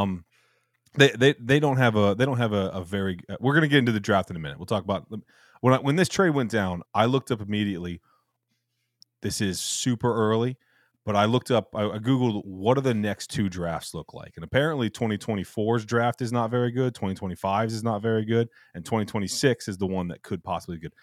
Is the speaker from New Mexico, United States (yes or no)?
no; Richmond, Virginia, United States; We're from Richmond, Virginia, so D C is close